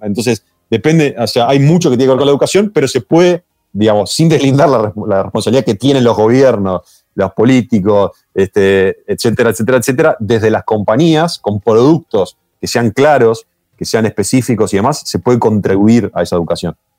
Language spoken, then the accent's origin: Spanish; Uruguay; los uruguayos lo asociamos